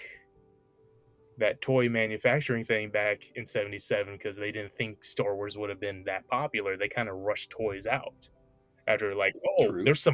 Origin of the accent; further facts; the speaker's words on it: United States; We're American